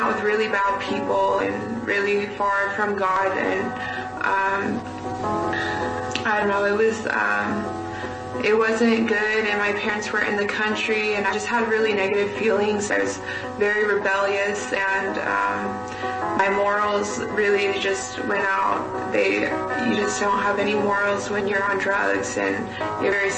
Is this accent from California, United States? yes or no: yes; California, United States; moved away; also born or lived in Arizona; I was born in California. That's where I was raised.